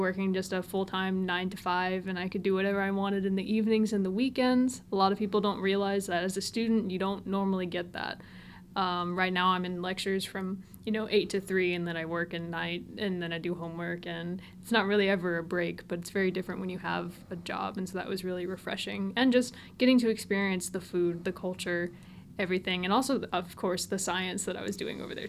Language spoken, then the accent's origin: English; Tennessee, United States; I've lived a bunch of different places growing up, but I've pretty much called Tennessee home. I just grew up further south.